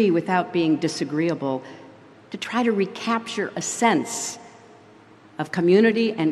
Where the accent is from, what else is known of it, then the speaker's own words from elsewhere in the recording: United States; I say this not as a Democrat who lost an election, but as an American afraid of losing a country.